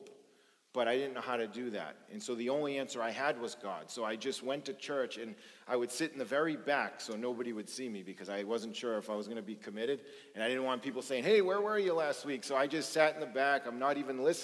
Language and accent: English; Boston, Massachusetts, United States; I grew up in South Boston at a time when it was really bad drugs and organized crime and just a lot of dysfunction